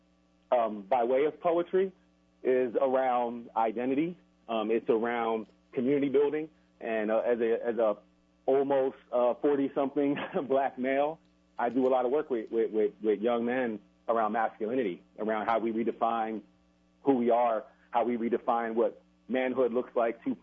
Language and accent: English; Philadelphia, Pennsylvania, United States; also born or lived in New Jersey; now in New Mexico, United States; I'm originally from New Jersey, Philadelphia area